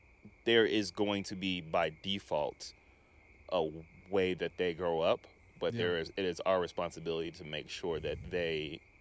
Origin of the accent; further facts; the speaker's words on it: Denver, Colorado, United States; growing up in Denver